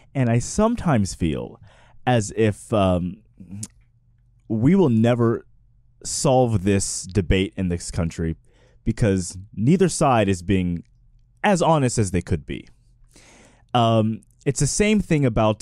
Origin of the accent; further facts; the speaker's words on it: Texas, United States; as I growing up in Texas